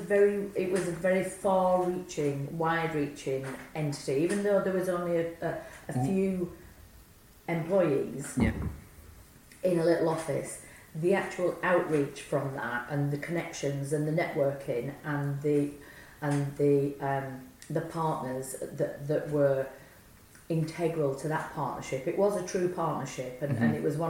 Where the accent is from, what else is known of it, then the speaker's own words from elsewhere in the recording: Nelson, North West England, United Kingdom; also born or lived in Burnley; I was born in Burnley, but I lived in Nelson